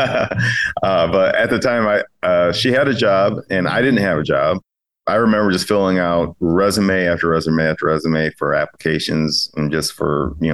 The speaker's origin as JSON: {"language": "English", "town": "Chicago", "region": "Illinois", "country": "United States", "also_born_or_lived": "California", "moved": "as an adult", "said": "I'm originally from the Chicagoland area."}